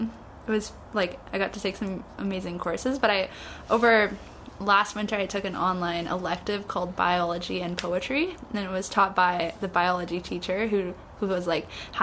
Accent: Canada; I'm from Canada

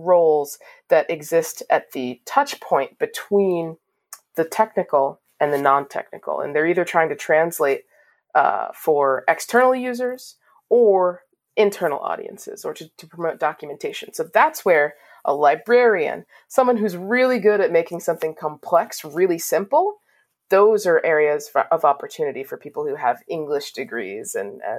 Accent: Washington, District of Columbia, United States; growing up in Washington, D.C., I have a lot of friends and family

